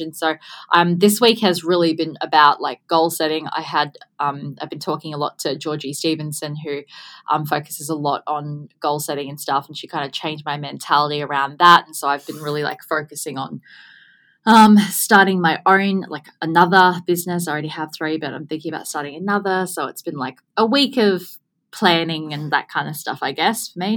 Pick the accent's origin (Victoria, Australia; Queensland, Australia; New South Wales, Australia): Queensland, Australia; Gold Coast; born and bred on the Gold Coast